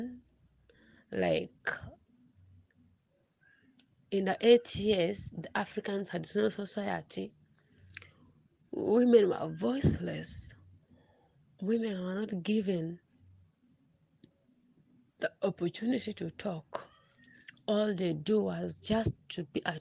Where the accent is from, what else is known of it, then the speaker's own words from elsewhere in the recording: South Sudan; from South Sudan.